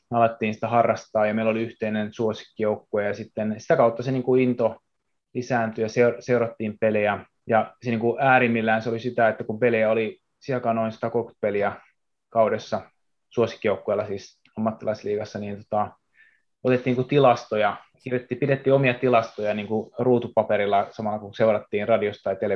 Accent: Japan; Tosiaan mä oon syntynyt Japanissa ja asunut suurin osa lapsuudesta Japanissa

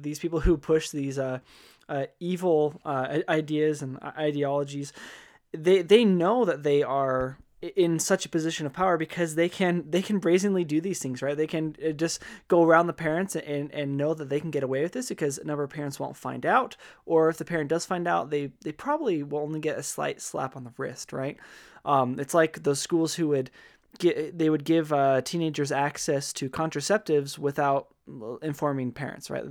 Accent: Wyoming, United States; moved away; I'm from Wyoming, right? Graduated high school from there

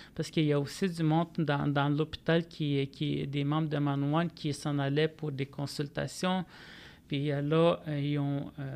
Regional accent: Manawan, Quebec, Canada; je viens de Manouane, qui est au nord de Saint-Michel-des-Saints

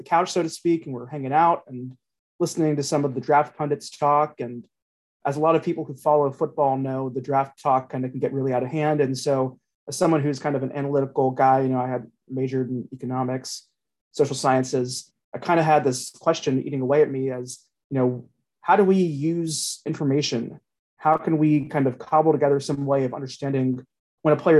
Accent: Cincinnati, Ohio, United States; I'm from Cincinnati and I'm a Bengals fan kind

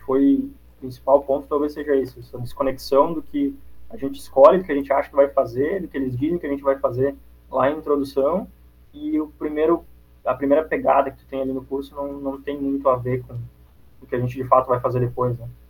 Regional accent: Antônio Prado, Rio Grande do Sul, Brazil; moved away as an adult; now in Florianópolis, Brazil; Minha cidade natal é Antônio Prado, é perto de Caxias do Sul

